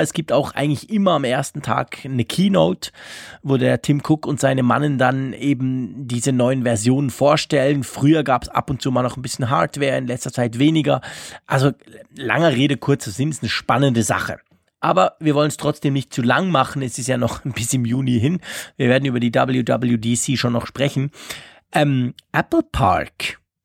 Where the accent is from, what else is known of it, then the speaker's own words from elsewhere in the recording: Switzerland; bei uns in der Schweiz